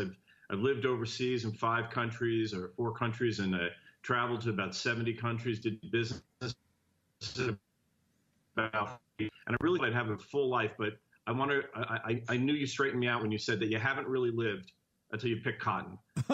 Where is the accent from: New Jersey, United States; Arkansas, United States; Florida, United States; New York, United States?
New Jersey, United States; Jersey City; now in San Francisco, United States; I grew up in Jersey City, New Jersey.